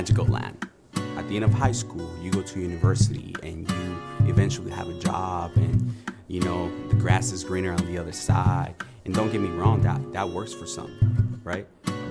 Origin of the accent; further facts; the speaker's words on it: Oakland, California, United States; I grew up in Oakland. I'm in East Oakland.